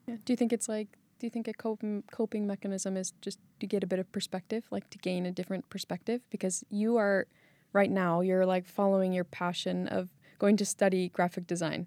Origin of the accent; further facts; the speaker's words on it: California, United States; moved away as an adult; now in Iceland; I was born and raised in California and moved to Iceland about four years ago